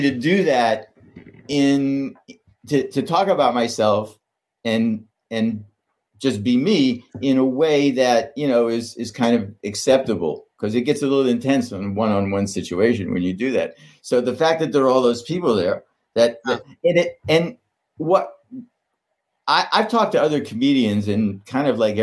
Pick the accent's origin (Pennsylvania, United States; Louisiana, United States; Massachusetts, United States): Pennsylvania, United States; Pittsburgh; I grew up in Pittsburgh